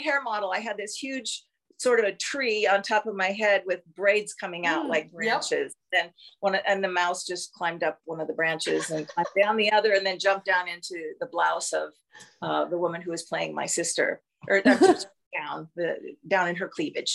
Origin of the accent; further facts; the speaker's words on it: South Dakota, United States; moved away as an adult; also born or lived in Minneapolis / California; I'm from South Dakota.